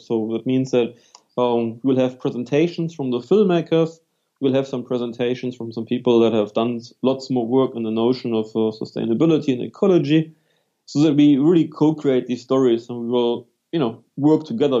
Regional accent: Germany; accent: German; English is a second language; moved away as an adult; also born or lived in London, United Kingdom / New Zealand / Wellington, New Zealand; now in Melbourne, Australia; as you can hear, I'm from Germany originally, so I can't hide my accent

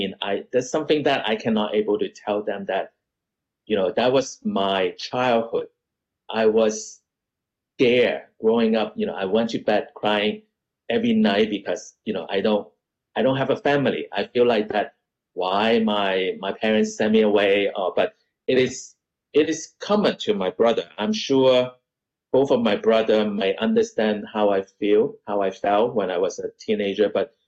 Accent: Canada; also born or lived in United States; because I was teenager and I, you know, I grew up in Canada and America.

